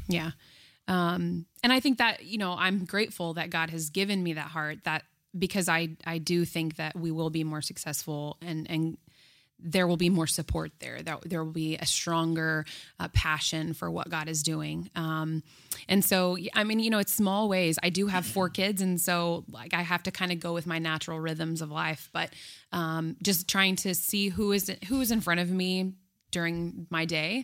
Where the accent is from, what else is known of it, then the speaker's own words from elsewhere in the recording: Houston, Texas, United States; moved away as an adult; now in New York City, United States; We are from Houston originally